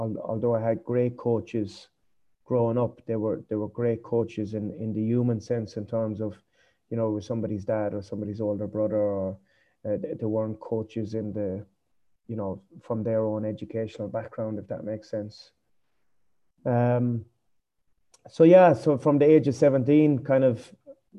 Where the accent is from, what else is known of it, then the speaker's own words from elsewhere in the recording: Foynes, Munster, Ireland; moved away as an adult; now in Cambodia; I'm from Fines, a really small place in West Limerick.